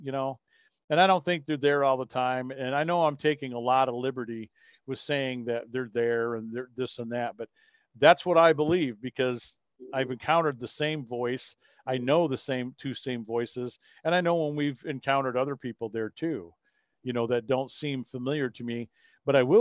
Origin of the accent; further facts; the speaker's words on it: Kalamazoo, Michigan, United States; I grew up 3 blocks west of that house. So I used to play on that hill when I was a kid